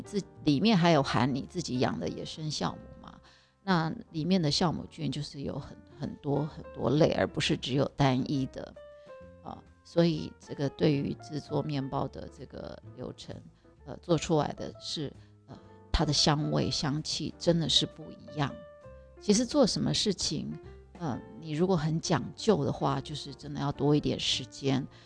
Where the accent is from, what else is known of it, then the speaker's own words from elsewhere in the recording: Taiwan; 我们台湾人真的人数太少了